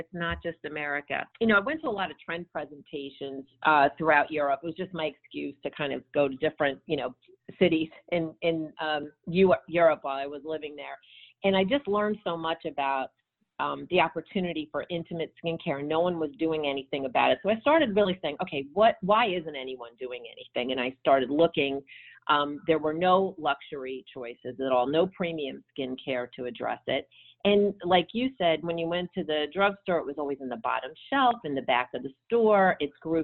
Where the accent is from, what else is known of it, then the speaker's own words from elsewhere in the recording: United States; moved away as an adult; also born or lived in Brussels, Belgium / Copenhagen, Denmark / New York, United States; as an American